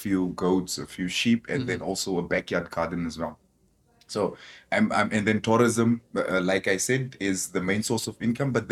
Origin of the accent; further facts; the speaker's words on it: Khorixas area / Kunene region, Namibia; also born or lived in Swakopmund, Namibia; I was actually born there, but I kind of grew up in this area as well